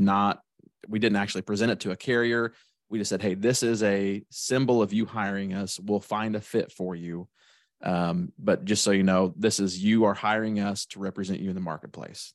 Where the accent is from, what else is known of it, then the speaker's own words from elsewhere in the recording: Shelbyville, Illinois, United States; I'm from Shelbyville, Illinois